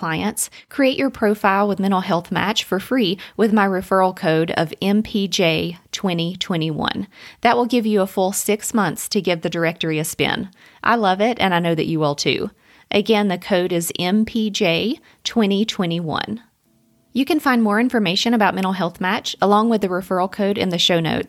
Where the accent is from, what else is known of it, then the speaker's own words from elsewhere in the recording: Robbinsville, North Carolina, United States; now in Asheville, United States; I grew up in Robbinsville, a small town in western North Carolina